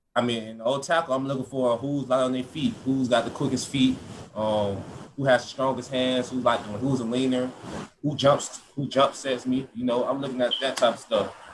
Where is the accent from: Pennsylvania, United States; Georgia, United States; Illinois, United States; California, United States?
Georgia, United States; moved away as an adult; now in Florida, United States; That's my hometown state and I loved it